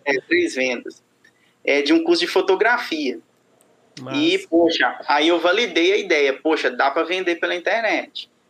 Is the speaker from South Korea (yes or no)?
no; Sete Lagoas, Minas Gerais, Brazil; Eu sou mineiro de Sete Lagoas.